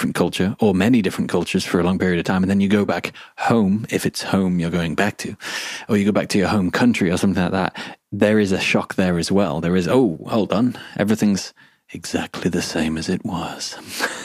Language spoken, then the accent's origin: English; England, United Kingdom; I'm English